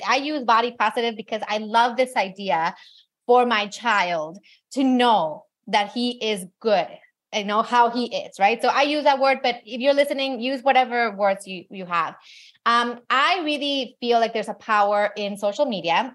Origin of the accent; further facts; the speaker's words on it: Mexico; I grew up in Mexico, but my mom's American